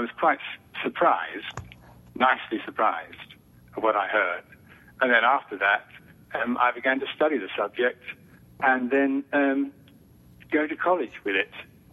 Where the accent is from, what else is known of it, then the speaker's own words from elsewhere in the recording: United Kingdom; accent: British; moved away as an adult; now in United States; I moved to this country quite recently, so I haven't yet lost my British accent, I don't think. And in Britain